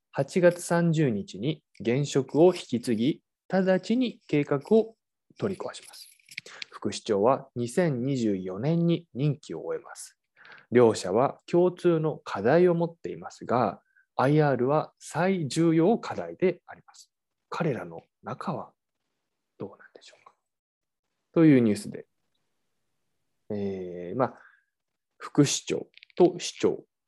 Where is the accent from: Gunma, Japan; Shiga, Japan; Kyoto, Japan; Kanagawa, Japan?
Kanagawa, Japan; Yokohama; 横浜、まあ、あの、僕の出身でもある